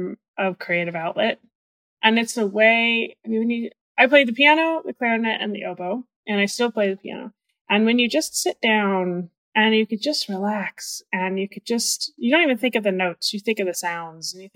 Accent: Northeast, United States; moved away; I'm from the Northeast.

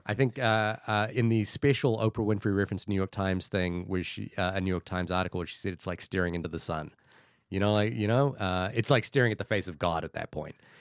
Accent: Fiji; moved away; I grew up in Fiji

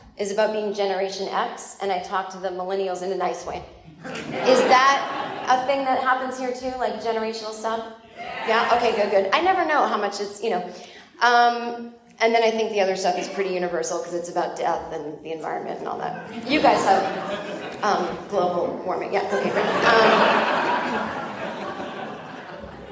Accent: United States; also born or lived in New York / Los Angeles

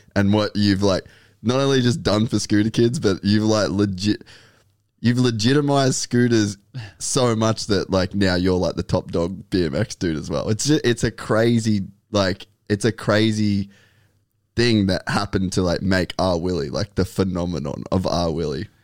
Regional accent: Cairns, Queensland, Australia; we grew up in Cairns

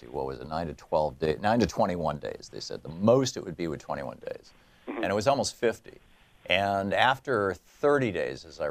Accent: Michigan, United States; moved away as an adult; also born or lived in New Hampshire / Germany / Atlanta, Georgia / Vermont; now in Oregon, United States; I grew up in Michigan.

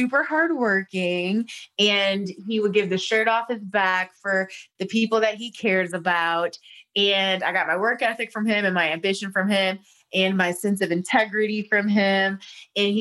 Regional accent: Toledo, Ohio, United States; moved away as an adult; now in Los Angeles, United States; I was born and raised in Toledo with my parents and my two brothers

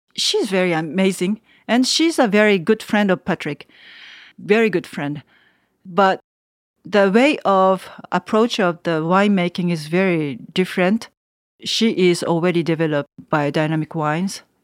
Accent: Tokyo, Japan; English is a second language; moved away as an adult; now in Savigny, France; A big city like Tokyo, I'm from Tokyo.

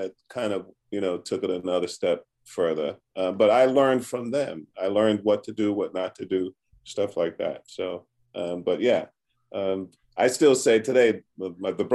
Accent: New York City, New York, United States; I grew up in the projects. I grew up in Brooklyn, there were seven of us

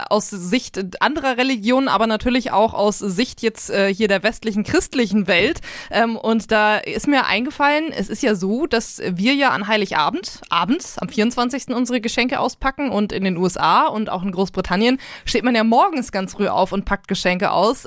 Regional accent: Northern Germany, Germany; now in Nuremberg, Germany; seitdem ich äh, nicht mehr in meiner Heimat Norddeutschland wohne, sondern ja jetzt hier in äh, Nürnberg im Süden Deutschlands

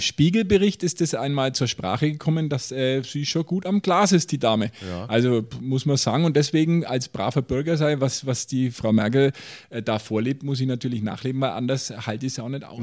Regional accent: Nuremberg, Bavaria, Germany; als Nürnberger

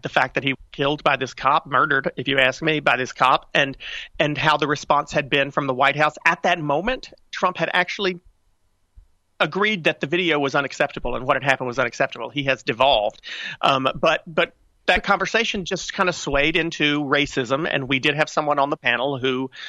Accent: North Carolina, United States; I grew up in North Carolina, still live in North Carolina

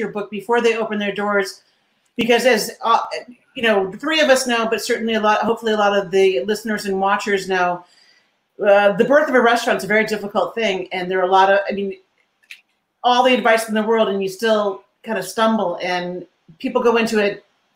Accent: New England, United States; I am from New England. I spent most of my career and my life here in New England.

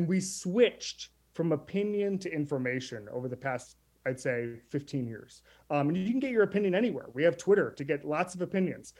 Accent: Orlando, Florida, United States; now in New York City, United States; growing up in Orlando at that time

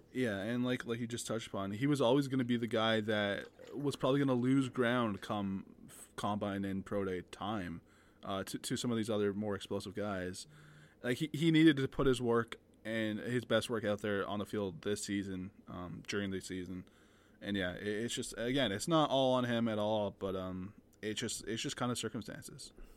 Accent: Canada; we're both Canadian

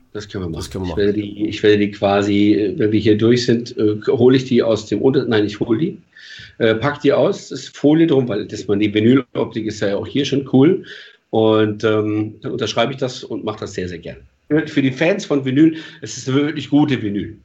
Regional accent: Germany; also born or lived in Palatinate / Switzerland; als Deutscher

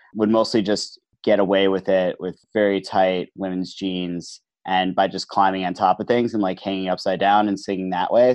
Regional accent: New Jersey, United States; moved away as an adult; now in New York City, United States; New Jersey boy, right over the river. So grew up looking at the New York skyline from the hill above my house

